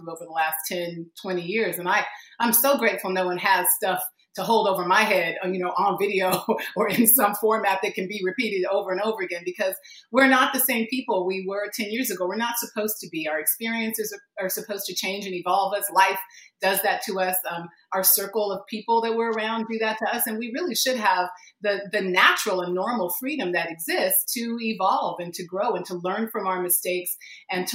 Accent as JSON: {"language": "English", "country": "United States", "tie": "born or raised there", "said": "I was born here. I am an American"}